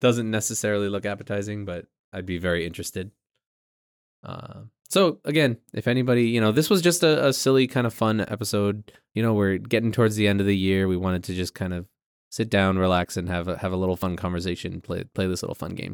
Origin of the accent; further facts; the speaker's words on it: New England, United States; we're from New England